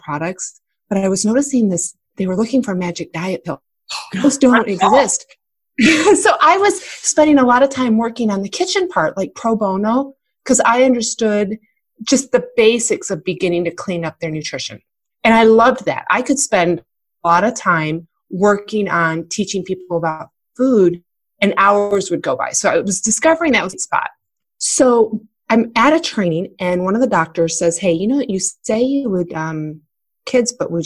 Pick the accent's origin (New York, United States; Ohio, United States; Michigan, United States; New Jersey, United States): Michigan, United States; I was born and raised in Michigan